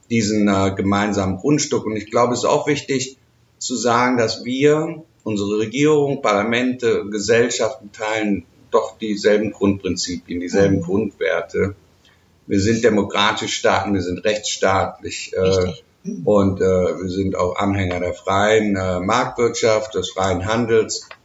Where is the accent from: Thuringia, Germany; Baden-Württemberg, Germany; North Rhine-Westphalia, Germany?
North Rhine-Westphalia, Germany; Bonn; Sie erinnert mich manchmal auch so ein bisschen an die Stadt, wo ich herkomme, Bonn.